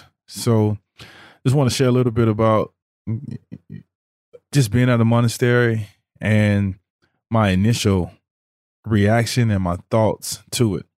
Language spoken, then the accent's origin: English; Mississippi, United States; also born or lived in New Orleans, United States / Houston, United States; I grew up a Christian, in a Christian household environment, grew up Baptist. Growing up in Mississippi, growing up in New Orleans, in Houston, Texas, you know, we were always in church.